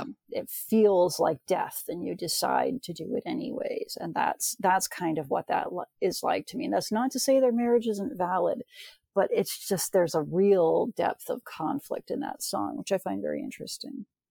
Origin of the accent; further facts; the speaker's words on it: United States; I'm from the States